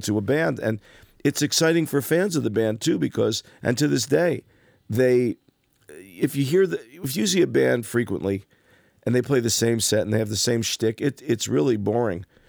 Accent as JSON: {"language": "English", "town": "Passaic", "region": "New Jersey", "country": "United States", "tie": "born or raised there", "said": "growing up in Passaic"}